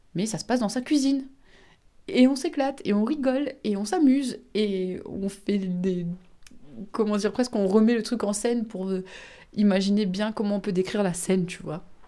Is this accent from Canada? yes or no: no; Réunion; Je suis réunionnaise et donc je parle créole.